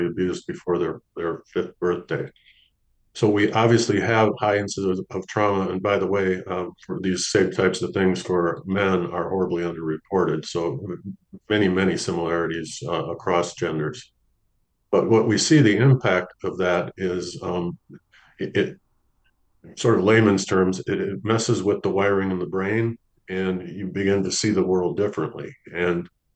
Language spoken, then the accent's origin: English; St. Paul, Minnesota, United States; moved away as an adult; also born or lived in Los Angeles / San Antonio; I ended up moving back to my hometown, St. Paul, Minnesota